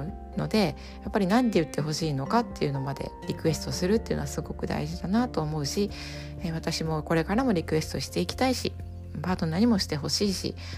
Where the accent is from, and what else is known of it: Japan; first language Japanese